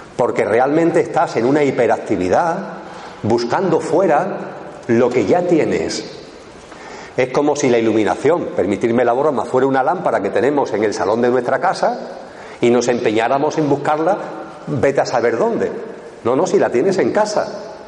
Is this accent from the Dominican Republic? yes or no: no; Eastern Andalusia, Spain; mi tierra, que es Andalucía, Andalucía Oriental